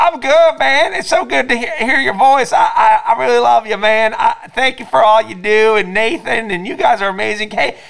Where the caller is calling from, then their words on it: Gary, Indiana, United States; I'm up here in Gary, Indiana.